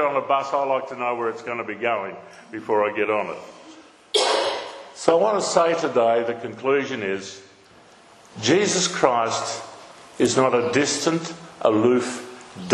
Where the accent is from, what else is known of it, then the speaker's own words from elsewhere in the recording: Naracoorte, South Australia, Australia; I grew up down in Narracourt, born in Narracourt in the southeast on a farm